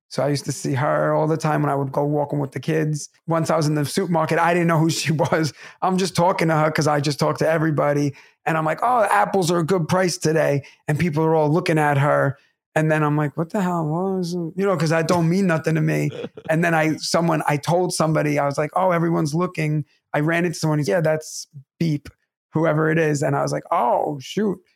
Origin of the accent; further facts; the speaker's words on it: New York City, New York, United States; it's New York City, my hometown